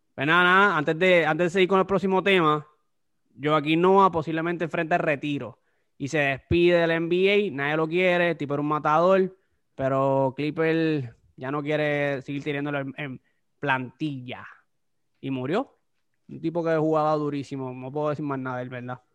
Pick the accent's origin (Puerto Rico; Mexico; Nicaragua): Puerto Rico; somos boricuas